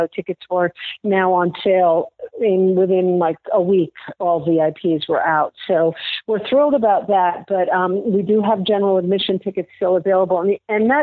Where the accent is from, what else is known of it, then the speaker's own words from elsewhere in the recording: New York City, New York, United States; now in St. Petersburg, United States; I'm from New York, mm-hmm. and I'm from the city